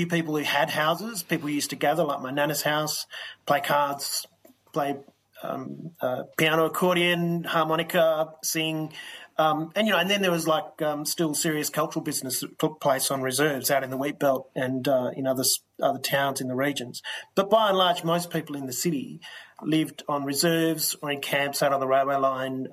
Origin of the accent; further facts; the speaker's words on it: the Kimberley, Western Australia, Australia; I'm from the Kimberley